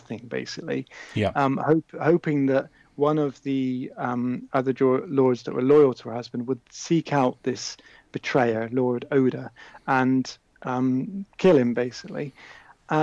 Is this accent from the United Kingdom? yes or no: yes; just outside Bristol, South West England, United Kingdom; I grew up just outside Bristol